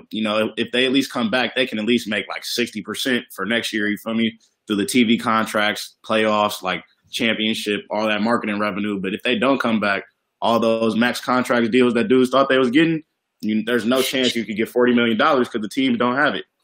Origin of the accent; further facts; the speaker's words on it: Los Angeles, California, United States; I just graduated from Howard, uh, HU19 last year. I'm from Third. born